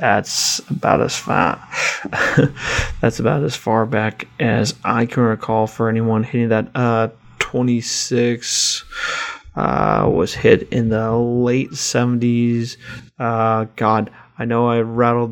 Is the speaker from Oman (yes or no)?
no; United States; as an American